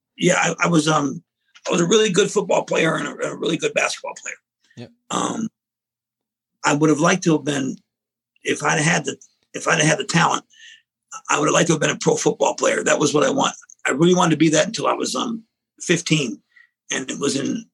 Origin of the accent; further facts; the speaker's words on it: Detroit, Michigan, United States; moved away as an adult; I was born in Detroit City, in a place called Corktown, which is inside Detroit